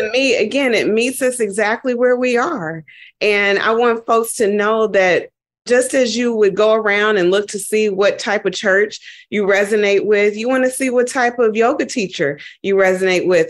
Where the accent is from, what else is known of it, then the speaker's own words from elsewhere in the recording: Dayton, Ohio, United States; moved away; also born or lived in New York; I went back home and I'm from Dayton, Ohio